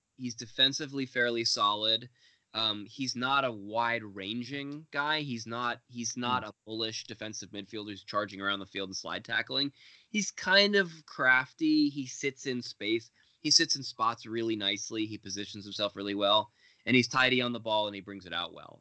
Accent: Los Angeles, California, United States; moved away; also born or lived in Israel; I grew up in Los Angeles. I go home, and when I'm home in Los Angeles visiting my family

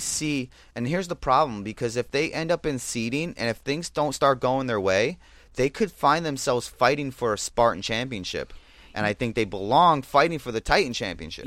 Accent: New Jersey, United States; now in Southern California, United States; I'm from Jersey

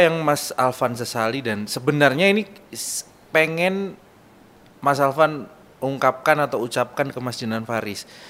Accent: Jember, East Java, Indonesia; saya orang Jember

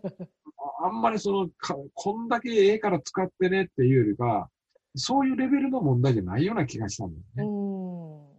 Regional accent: Japan; 自分のふるさと

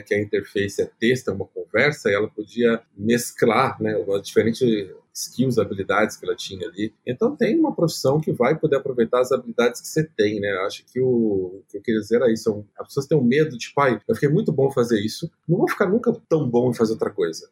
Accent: São Paulo, Brazil; eu nasci no Capão Redondo

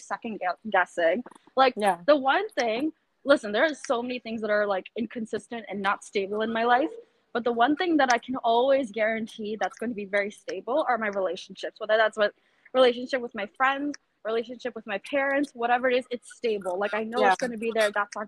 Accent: Florida, United States; now in New York, United States; I'm from Florida originally

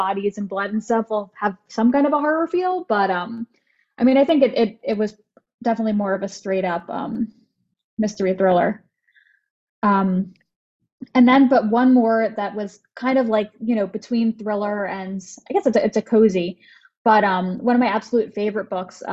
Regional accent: New Jersey, United States; I am from New Jersey

